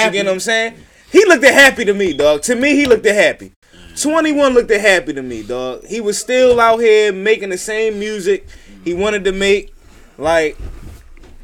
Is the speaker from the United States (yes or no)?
yes; Baltimore, Maryland, United States; growing up in Baltimore